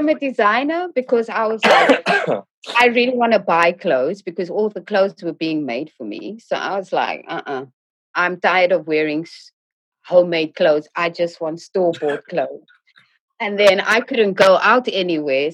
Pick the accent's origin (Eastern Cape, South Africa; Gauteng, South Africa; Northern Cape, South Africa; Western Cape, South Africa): Western Cape, South Africa; Cape Town; moved away; also born or lived in Johannesburg / Bosmont, Johannesburg / London; growing up in South Africa, specifically more in Cape Town, born in Joburg, grew up in Cape Town